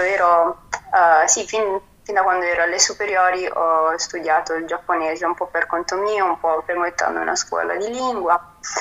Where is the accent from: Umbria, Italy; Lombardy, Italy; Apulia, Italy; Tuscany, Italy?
Apulia, Italy; moved away; vengo dalla Puglia